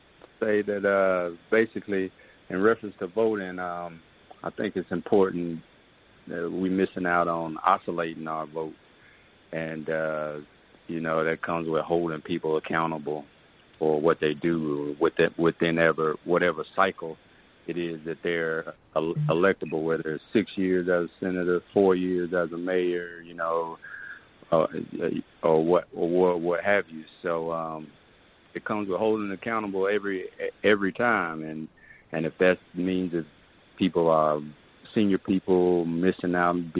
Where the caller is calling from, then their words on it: Atlanta, Georgia, United States; I'm calling from Atlanta, Georgia.